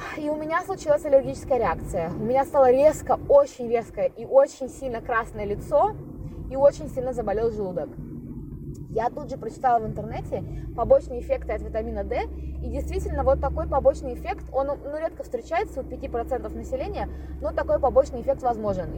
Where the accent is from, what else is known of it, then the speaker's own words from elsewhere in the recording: Khabarovsk, Khabarovsk Krai, Russia; moved away; я выросла в Хабаровске.